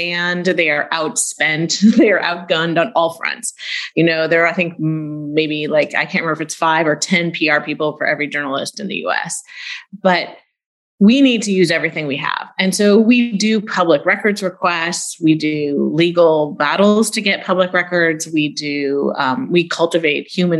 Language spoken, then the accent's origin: English; Silicon Valley, California, United States; I grew up in Silicon Valley.